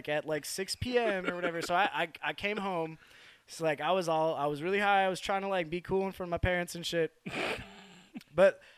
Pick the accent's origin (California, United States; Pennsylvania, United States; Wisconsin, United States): Wisconsin, United States; I grew up like in Wisconsin